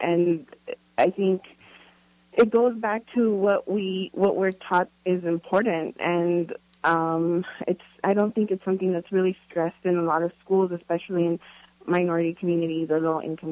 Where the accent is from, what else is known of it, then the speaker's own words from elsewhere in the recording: Los Angeles, California, United States; I'm originally from Los Angeles